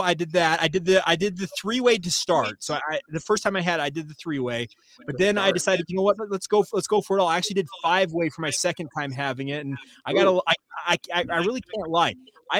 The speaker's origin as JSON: {"language": "English", "region": "Utah", "country": "United States", "tie": "born or raised there", "said": "Once you get to that altitude, I grew up here in Utah. So for me, it's always kind of been just the norm for me."}